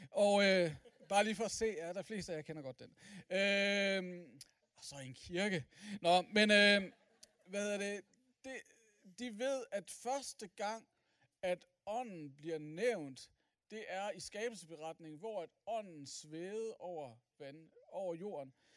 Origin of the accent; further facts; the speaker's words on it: Aalborg, North Denmark Region, Denmark; jeg er som sagt fra Aalborg